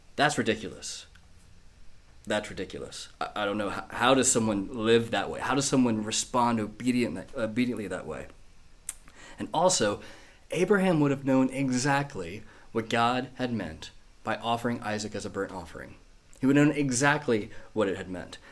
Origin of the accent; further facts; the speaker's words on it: United States; moved away as an adult; now in Manchester, United Kingdom; my accent's not quite northern. I'm not from here. I was born in America